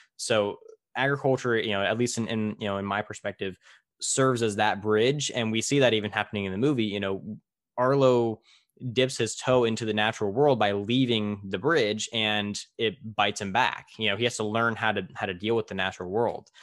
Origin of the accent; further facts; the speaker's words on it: Tulare, California, United States; in my hometown of Tulare